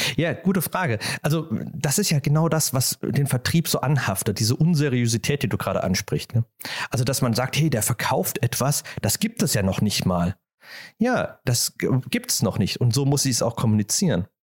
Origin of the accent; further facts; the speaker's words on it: Germany; als Deutscher